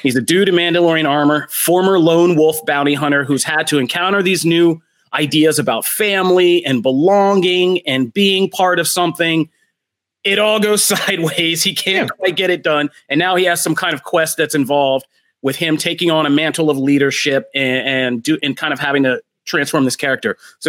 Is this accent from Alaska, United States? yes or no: no; Philadelphia, Pennsylvania, United States; I'm from Philadelphia. You will always have to bring me in cold.